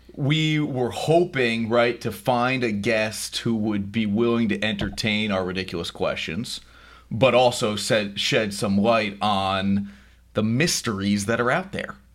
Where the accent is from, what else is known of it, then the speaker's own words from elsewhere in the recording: New Jersey, United States; now in New York, United States; I'm from New Jersey